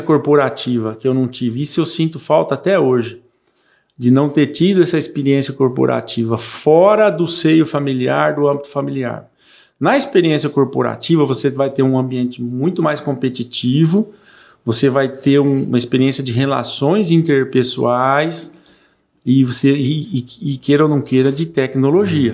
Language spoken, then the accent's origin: Portuguese; Mirandópolis, São Paulo, Brazil; also born or lived in Espírito Santo do Pinhal; now in Três Lagoas, Brazil; eu nasci em Mirandópolis, era muito pequena a cidade, uma queridíssima cidade natal.